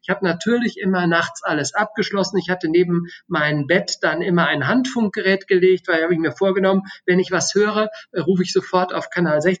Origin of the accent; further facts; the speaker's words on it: Austria; natürlich Österreich, äh, äh das mein Heimatland ist und Deutschland, was äh, dessen Staatsbürger ich bin